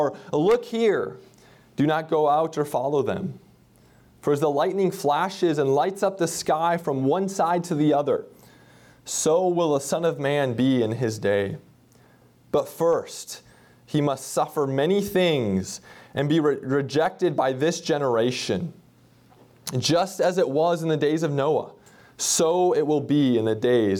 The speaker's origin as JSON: {"language": "English", "region": "Minnesota", "country": "United States", "tie": "born or raised there", "moved": "yes", "said": "I grew up in Minnesota, and my parents still live in central Minnesota"}